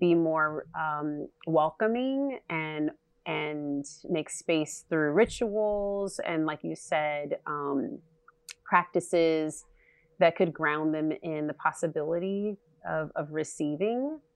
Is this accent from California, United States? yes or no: yes; California, United States; I'm from California